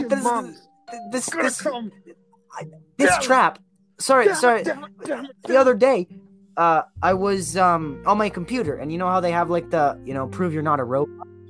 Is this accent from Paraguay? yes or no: no; Edmonton, Alberta, Canada; We're all from Edmonton.